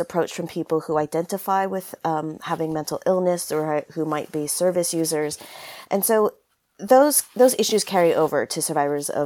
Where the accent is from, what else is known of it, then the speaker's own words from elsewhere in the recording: California, United States; now in United Kingdom; I'm originally from California, but now based in the UK